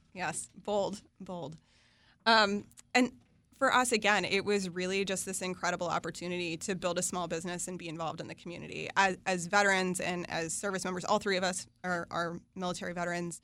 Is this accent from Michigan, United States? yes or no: no; West Virginia, United States; I grew up in West Virginia in a family business in manufacturing.